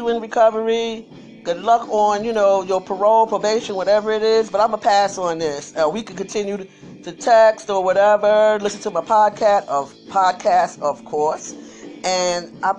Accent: New York City, New York, United States; me too

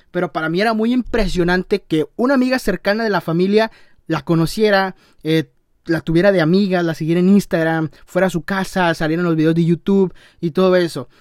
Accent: Tamaulipas, Mexico; de donde soy, soy de Tamaulipas

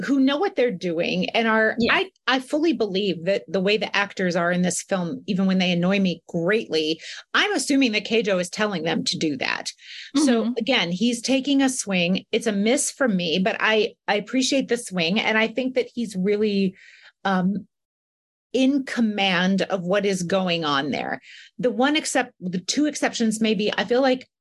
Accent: United States; as an American

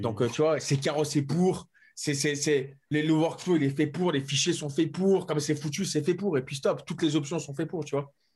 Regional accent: France; moi en tant que français

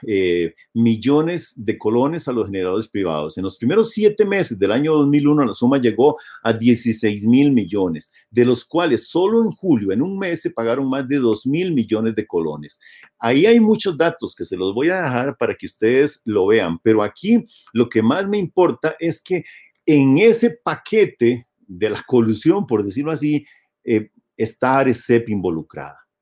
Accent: Costa Rica; como sociedad costarricense

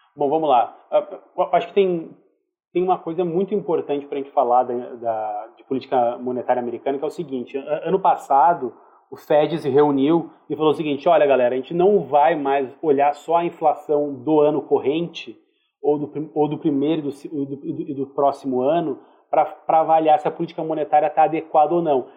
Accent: Brazil; a gente é brasileiro

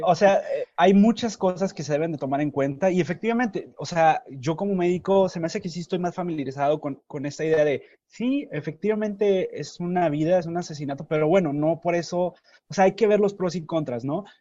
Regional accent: Nuevo Laredo, Tamaulipas, Mexico; yo soy de Nuevo Laredo

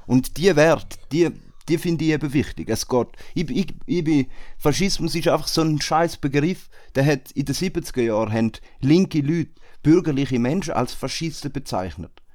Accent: Switzerland; bei uns in der Schweiz

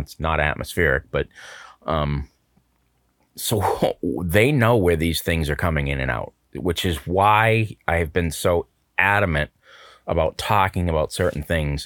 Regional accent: United States; as an American citizen, I'm gonna say this, you know, I'm a true blue, red, white, and blue

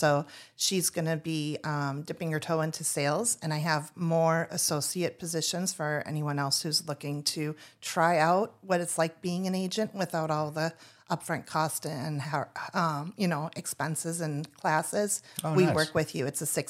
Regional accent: Minnesota, United States; moved away as an adult; now in Tucson, United States; we are new and we're new from Minnesota. And so we left Minnesota in 2021, first went to Laughlin, Nevada

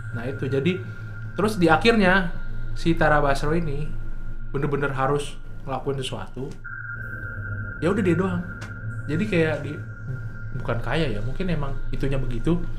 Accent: Java, Indonesia; gue Jawa

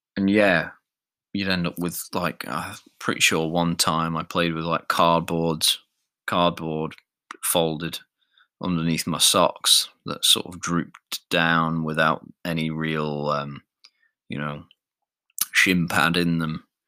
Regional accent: Isle of Man; I'm not strictly English. I'm I'm Manx. I'm from the Isle of Man

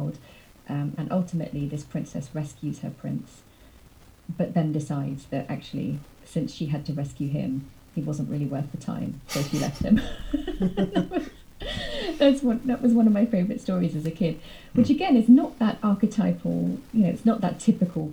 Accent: United Kingdom; my experience as a British person

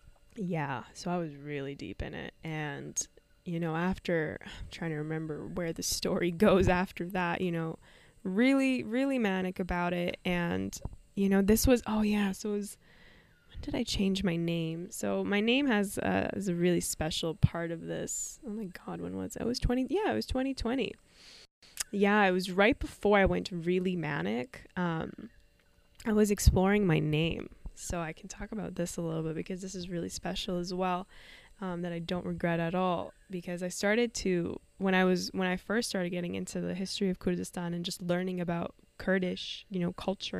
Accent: Canada; I was raised in Canada and all in peace.

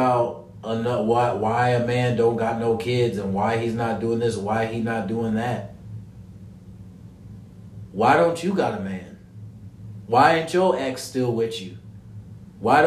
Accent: Ohio, United States; I'm from Ohio

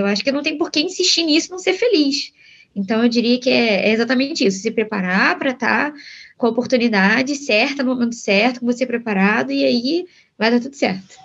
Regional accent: Brazil; Somos brasileiros, a gente não nasceu nos Estados Unidos.

